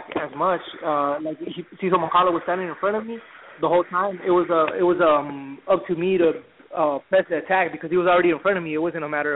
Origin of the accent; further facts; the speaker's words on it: Watsonville, California, United States; I'm from Watsonville, which is up north, like on the coast.